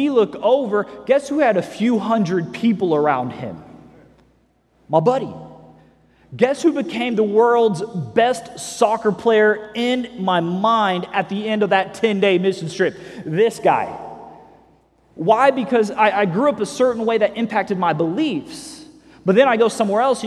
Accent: Missouri, United States; I grew up in Missouri

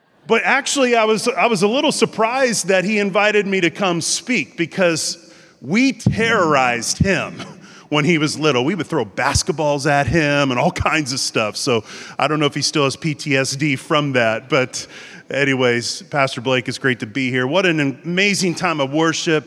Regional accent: Encinitas, California, United States; I am from San Diego, so it's North County, San Diego. The town is called Encinitas

